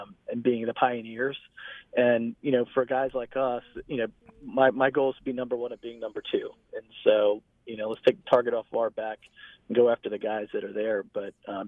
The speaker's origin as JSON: {"language": "English", "region": "Florida", "country": "United States", "tie": "born or raised there", "also_born_or_lived": "London, United Kingdom", "moved": "yes", "lives_now": "Atlanta, United States", "said": "I grew up in Florida"}